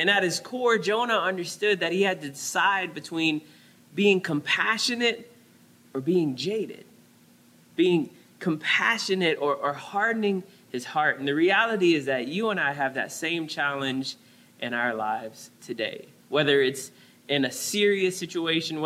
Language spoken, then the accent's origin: English; New Orleans, Louisiana, United States; now in San Diego, United States; growing up in New Orleans